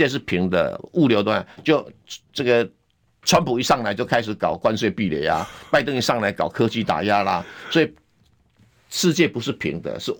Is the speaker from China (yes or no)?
no; Taiwan; 对呀，哎呀，我跟你讲哈，我们台湾人就老是被一些假洋人唬了一愣一愣。